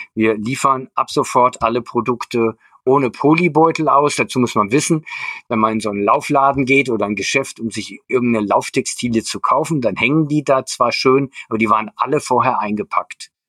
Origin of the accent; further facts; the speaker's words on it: Germany; Also ich bin in der Kurpfalz aufgewachsen